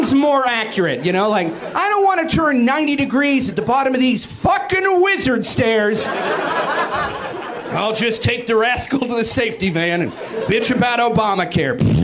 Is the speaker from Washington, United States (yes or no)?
yes; Seattle, Washington, United States; I'm from Seattle, which is why I'm on antidepressants